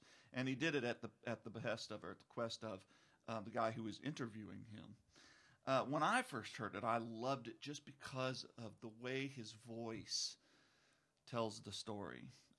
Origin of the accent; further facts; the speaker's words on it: Alabama, United States; But I grew up in North Alabama back in the 1970s when dinosaurs still roamed the earth.